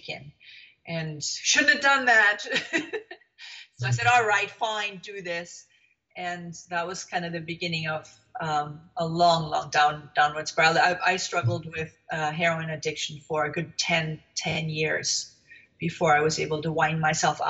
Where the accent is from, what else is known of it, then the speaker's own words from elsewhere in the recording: Germany; moved away; I am originally from Germany, and I was born in the wake of the Second World War